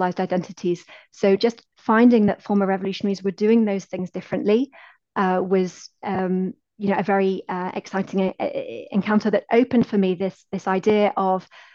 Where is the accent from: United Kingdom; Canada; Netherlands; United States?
United Kingdom; my positionality as a British researcher